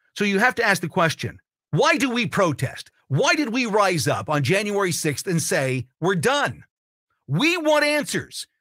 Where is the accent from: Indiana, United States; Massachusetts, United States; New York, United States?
Indiana, United States; Martinsville; My sophomore year at Ben Davis in Indianapolis, not so much. We moved from Martinsville to Ben Davis